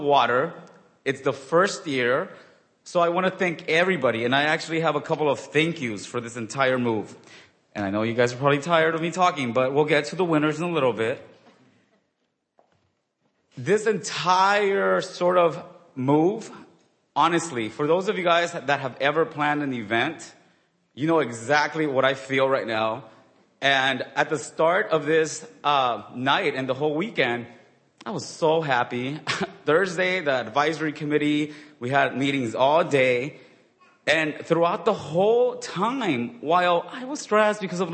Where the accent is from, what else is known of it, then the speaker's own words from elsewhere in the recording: Inglewood, California, United States; I grew up in Inglewood, which is near the airport